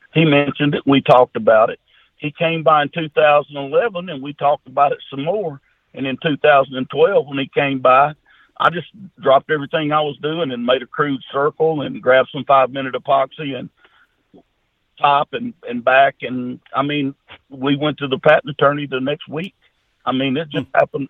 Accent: Junction City, United States; I'm just a country boy. My hometown Junction City, Arkansas, Louisiana, we got about 14 or 1500 people here with one red light

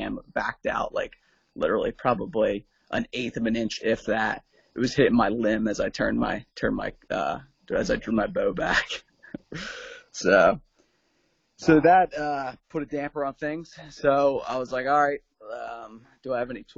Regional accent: Southeast Pennsylvania, United States; Just a local guy, Southeast Pennsylvania

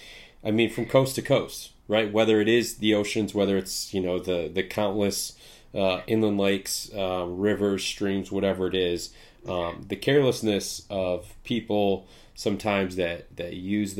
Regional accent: Midwest, United States; I'm in the Midwest. I grew up in the Midwest.

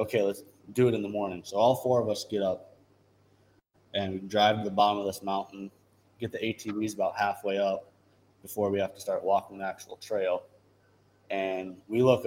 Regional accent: Dickinson, North Dakota, United States; we're all from Dickinson.

